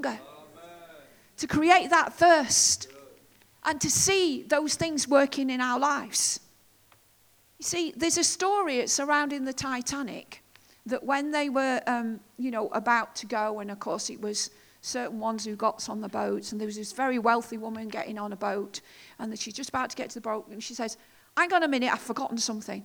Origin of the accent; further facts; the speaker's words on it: United Kingdom; us as British people